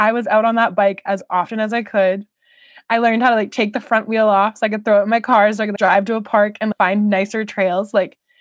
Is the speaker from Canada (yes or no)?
yes; Canada; I am Canadian.